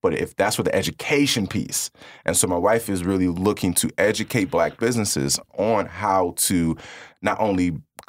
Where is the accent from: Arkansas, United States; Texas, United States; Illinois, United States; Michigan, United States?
Illinois, United States; Kankakee; Growing up on the Second Ward downtown area, I've watched a lot of things be taken away, fresh produce, just different resources.